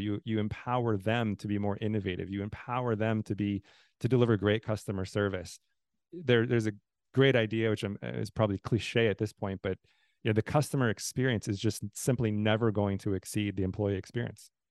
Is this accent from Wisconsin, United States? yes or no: yes; Southeast Wisconsin, United States; moved away as an adult; also born or lived in Texas / Tallahassee, Florida; now in Nashville, United States; all of my kind of formative years, kindergarten through high school was all in Wisconsin, Southeast Wisconsin